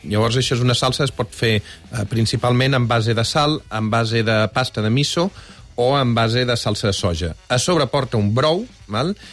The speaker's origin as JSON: {"language": "Catalan", "town": "Balenyà", "region": "Catalonia", "country": "Spain", "said": "jo sóc de Balanyà"}